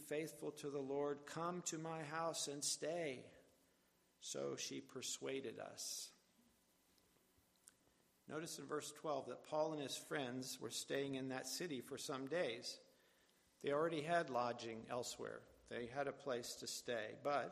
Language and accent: English; West Virginia, United States; moved away; I'm from West Virginia originally, as are both my parents and their families